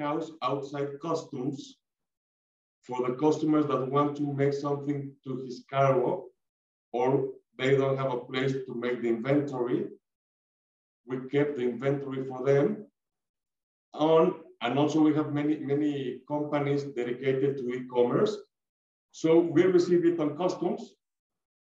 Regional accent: Mexico; we are Mexican people, Latin American people

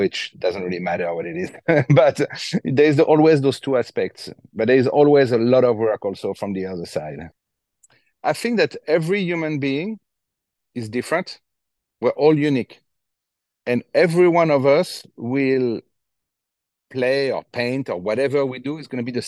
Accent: Fontainebleau, Île-de-France, France; I grew up in Fontainebleau

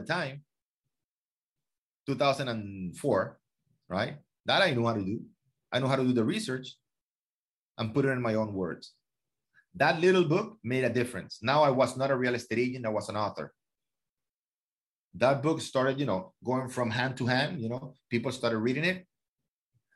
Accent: Venezuela; now in Miami, United States; I'm a man from Venezuela. You know, 22, 23 years old. You know, I graduated from college. You know, I'm a man from Venezuela in Miami

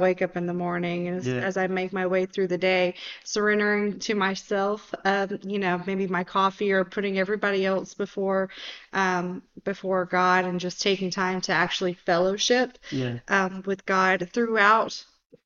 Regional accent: Georgia, United States; I grew up in Georgia

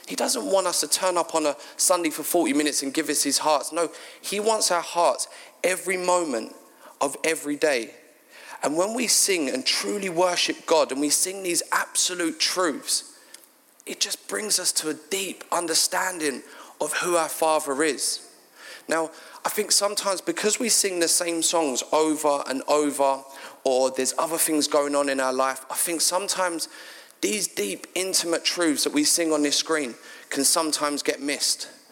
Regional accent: London, United Kingdom; moved away as an adult; now in Sidcup, United Kingdom; I'm actually from South London, a place called Bermondsey.

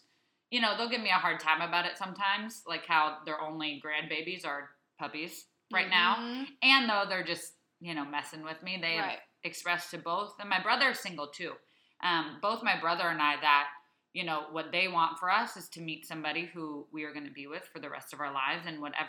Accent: Saudi Arabia; many of my friends that I grew up with in Saudi Arabia and that who were overseas with us

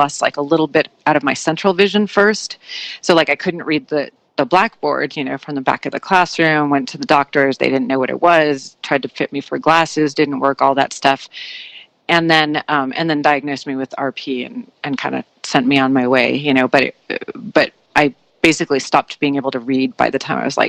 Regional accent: San Francisco, California, United States; also born or lived in New Orleans / New York / Colorado; San Francisco. So this is actually I'm sort of covering all the time zones. So I was in San Francisco, and then I lived in New Orleans for a little while, and then New York for a long, long time, and then Colorado

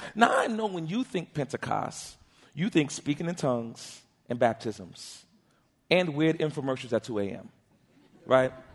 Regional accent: New York City, New York, United States; I was born and raised in Harlem, New York

